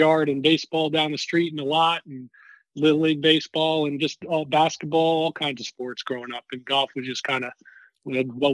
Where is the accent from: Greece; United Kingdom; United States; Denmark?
United States; Guilderland, New York; now in Georgia, United States; I grew up in Albany, just outside Albany, New York, in the town of Gilderland